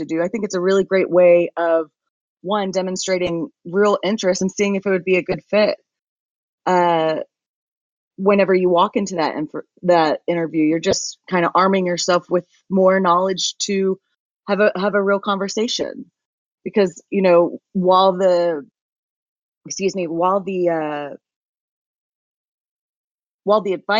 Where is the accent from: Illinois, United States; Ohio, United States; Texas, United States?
Texas, United States; we're from Texas